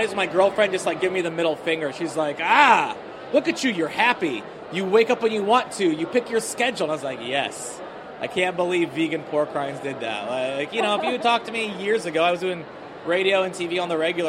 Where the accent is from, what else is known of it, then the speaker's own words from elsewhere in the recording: Iowa, United States; now in Washington, DC, United States; I'm a Muslim from Iowa